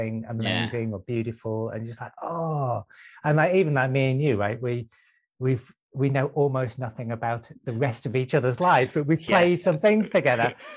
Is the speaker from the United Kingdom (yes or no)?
yes; Manchester, North West England, United Kingdom; moved away; also born or lived in Brighton; I'm actually originally from Manchester as well